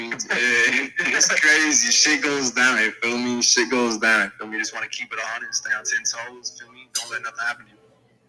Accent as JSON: {"language": "English", "town": "Atlanta", "region": "Georgia", "country": "United States", "tie": "born or raised there", "said": "Born in Atlanta. Raised in the Northside."}